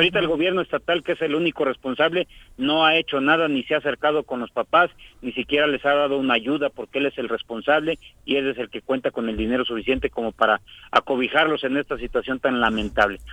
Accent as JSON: {"language": "Spanish", "town": "Zacualpan de Amilpas", "region": "Morelos", "country": "Mexico", "said": "Yo soy de un municipio muy pequeño, Zacualpan de Amilpas"}